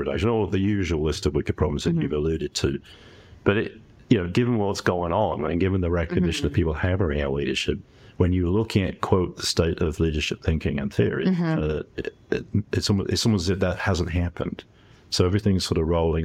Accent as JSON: {"language": "English", "region": "England", "country": "United Kingdom", "tie": "born or raised there", "also_born_or_lived": "Canada / New Zealand", "moved": "as an adult", "said": "I've spent the first 18 years of my life in England, the next 18 in Canada, another 18 in New Zealand."}